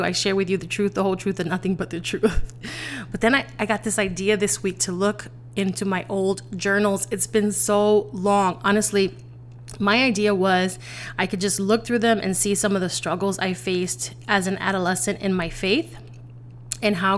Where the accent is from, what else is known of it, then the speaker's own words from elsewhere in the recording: New York City, New York, United States; I'm originally from the Bronx.